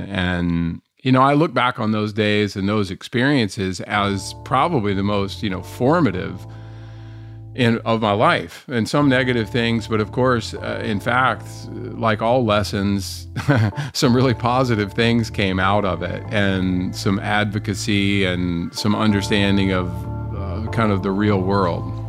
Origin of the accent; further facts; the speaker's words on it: North Carolina, United States; I grew up here in North Carolina for the most part